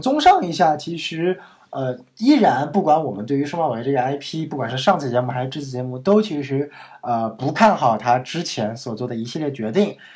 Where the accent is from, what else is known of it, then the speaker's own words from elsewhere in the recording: Northeast China, China; 你请我吃一顿我家乡的东北菜